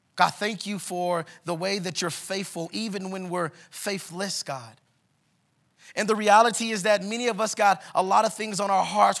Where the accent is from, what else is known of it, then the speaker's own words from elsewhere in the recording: Kansas City, Missouri, United States; moved away as an adult; now in Denver, United States; we are from Kansas City, Missouri